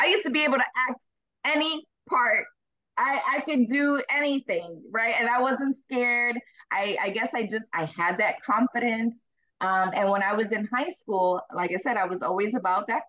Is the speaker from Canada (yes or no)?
no; Chicago, Illinois, United States; I'm from Chicago. I was raised in Chicago